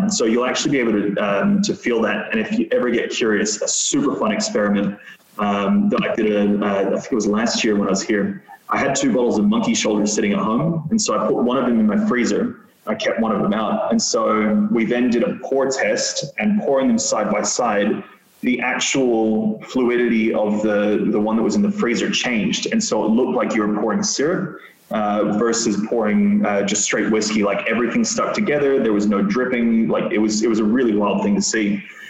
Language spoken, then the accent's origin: English; Australia; I'm Australian, so price points are always going to be important to me.